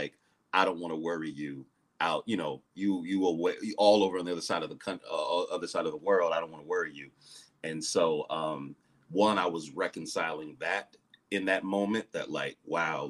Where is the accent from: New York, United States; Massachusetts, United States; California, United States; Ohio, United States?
Ohio, United States; now in Atlanta, United States; I'm originally from Ohio